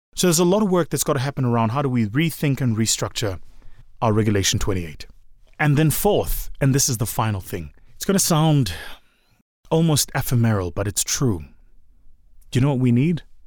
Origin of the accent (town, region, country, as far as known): South Africa